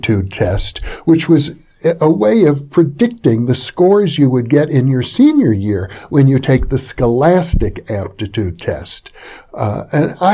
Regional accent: Fond du Lac, Wisconsin, United States; where I grew up in Fond du Lac, Wisconsin

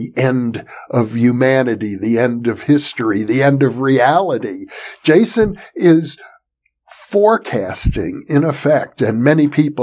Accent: Wisconsin, United States; I grew up in Wisconsin.

